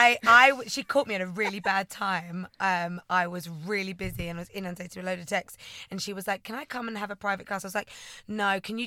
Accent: Essex, East of England, United Kingdom; born and raised in Essex, as you can tell.

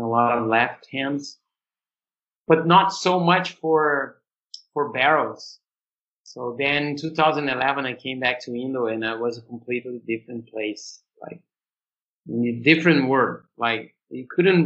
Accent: Brazil; born or raised there; also born or lived in Australia / São Paulo

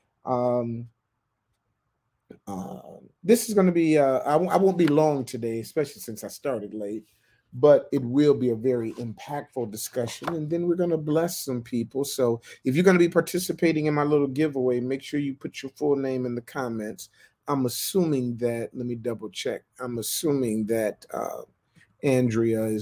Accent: Michigan, United States; moved away as an adult; also born or lived in Florida / Ohio / New York; I was born in Florida, grew up in Michigan, went to Michigan State, lived in Ohio, lived in New York, moved down here

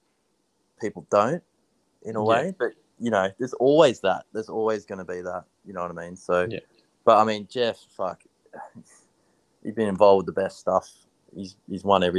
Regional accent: Australia; We're Australian.

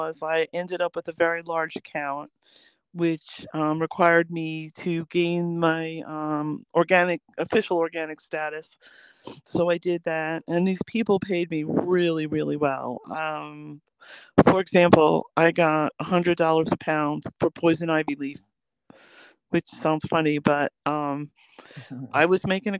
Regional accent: near West Point, New York, United States; also born or lived in Manhattan, New York; I was actually born in Manhattan, but I grew up near West Point

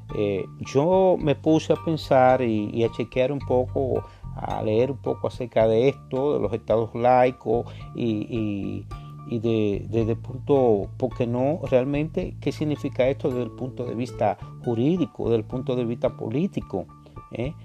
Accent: Dominican Republic; como dominicano, nosotros somos muy apasionados con la política, el béisbol, eh, el merengue, la bachata

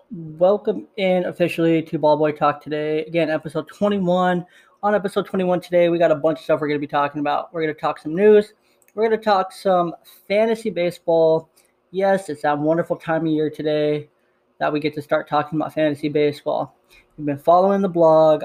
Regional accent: Bay Area, California, United States; I was raised in the Bay Area

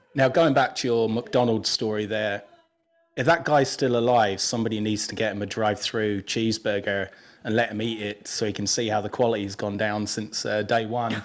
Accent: England, United Kingdom; moved away; I grew up in England

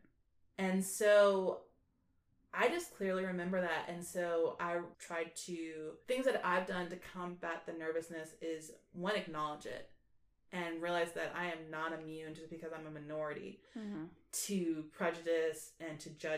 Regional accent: Orlando, Florida, United States; I grew up in Orlando

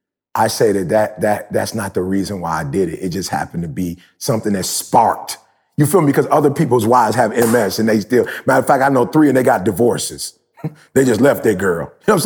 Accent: Detroit, Michigan, United States; I'm from Detroit. I told you, you graduate or you don't, and you go work for Ford, GM, or Chrysler.

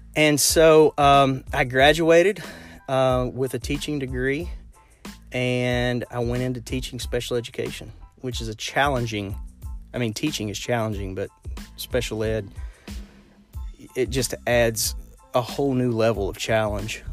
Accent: Lexington, Kentucky, United States; I'm from Lexington, Kentucky. So I'm sure you can hear it in my accent

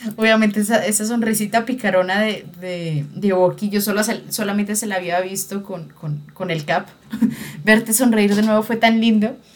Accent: Colombia; uno criado en una sociedad machista como la colombiana

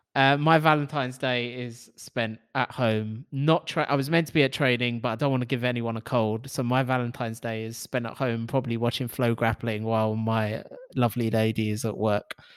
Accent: London, United Kingdom; growing up in London

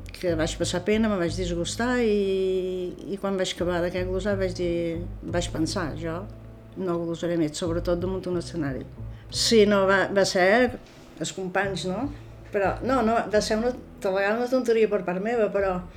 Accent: Menorca, Balearic Islands, Spain

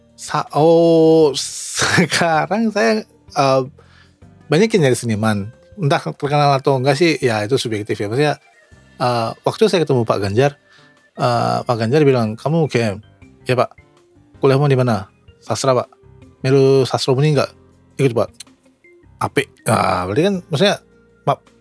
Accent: Yogyakarta, Special Region of Yogyakarta, Indonesia; accent: Javanese; moved away as an adult; now in Japan; Ini logat saya juga Jawa banget

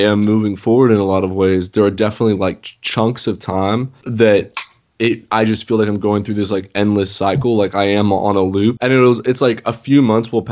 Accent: United States; growing up in the United States

